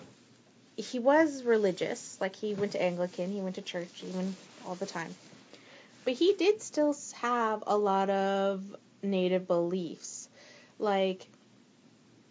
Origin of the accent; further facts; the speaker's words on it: Alberta, Canada; I was born in Alberta